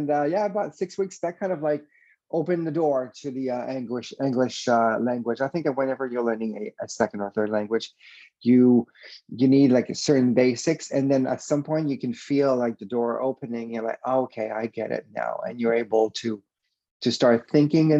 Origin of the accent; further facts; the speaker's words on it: Quebec City, Quebec, Canada; English is a second language; I am from Quebec City, a little city in Quebec, Canada. And yeah, that's where I grew up, a completely French